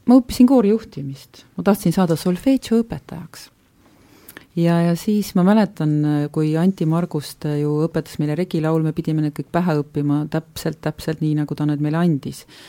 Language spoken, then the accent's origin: Estonian; Võru County, Estonia; ma olen ka pärit ju Võrumaalt ja lapsena kõnelenud äh, seda Lõuna-Tartumaa keelt